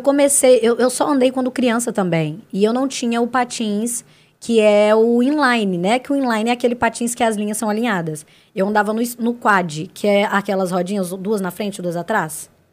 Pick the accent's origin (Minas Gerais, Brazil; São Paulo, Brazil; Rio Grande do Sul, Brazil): Minas Gerais, Brazil; Santa Luzia; also born or lived in Belo Horizonte; nasci em BH e sempre morei na cidade de Santa Luzia. A vida inteira